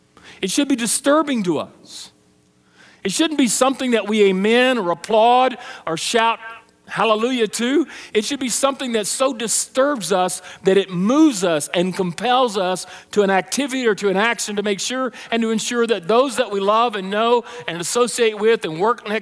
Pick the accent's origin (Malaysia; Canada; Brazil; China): Brazil; When I was a child, I was in Brazil. I grew up in South America, Brazil, and we had a missionary residence that was provided by the International Mission Board